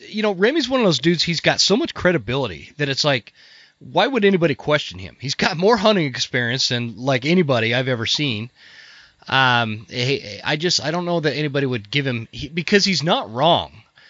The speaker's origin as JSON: {"language": "English", "region": "Utah", "country": "United States", "tie": "born or raised there", "moved": "yes", "lives_now": "North Idaho, United States", "said": "I grew up in Utah and left all my family still down there. My wife's family's up here in North Idaho, and we've been up here. I've been in Idaho more in my life than was ever in Utah."}